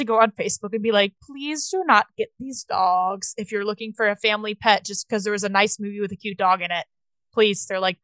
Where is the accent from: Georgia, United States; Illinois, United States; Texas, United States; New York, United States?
Georgia, United States; Atlanta; I'm from Atlanta